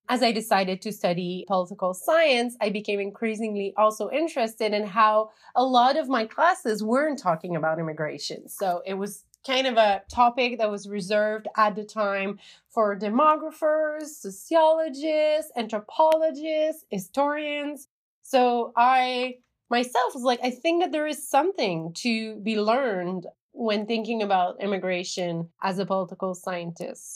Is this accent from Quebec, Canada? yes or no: yes; Sherbrooke, Quebec, Canada; when I was a high schooler in my uh, in my hometown of Sherbrooke